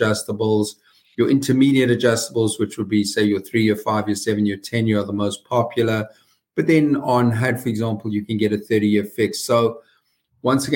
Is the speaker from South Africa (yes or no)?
yes; South Africa; moved away as an adult; now in United States; as you can hear from my accent, I was born and raised in the deep South, the very deep South, South Africa.